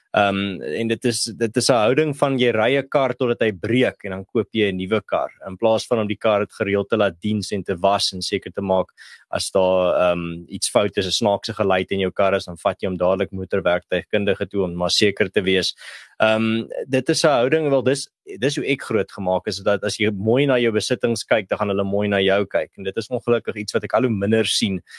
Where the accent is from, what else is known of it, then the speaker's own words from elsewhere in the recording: South Africa; ons as Suid-Afrikaners, veral as Afrikaners